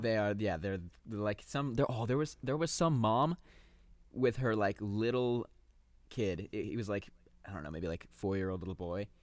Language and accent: English; Torrance, California, United States; also born or lived in West Hollywood; We are from, we are from California. I was born in the Torrance Beach